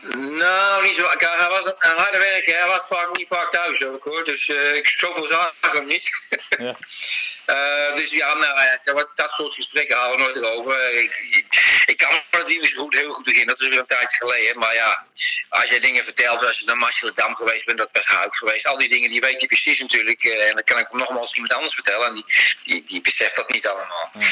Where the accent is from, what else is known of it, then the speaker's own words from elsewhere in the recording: Utrecht, Netherlands; moved away as an adult; now in New South Wales, Australia; Ik ben geboren in Oudwijk